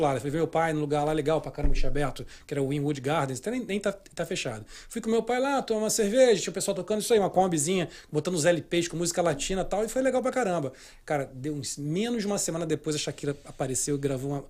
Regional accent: Rio de Janeiro, Brazil; now in United States; quem mora no Rio, também sou do Rio.

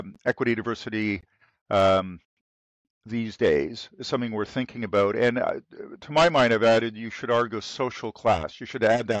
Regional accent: Toronto, Ontario, Canada; I grew up in Toronto

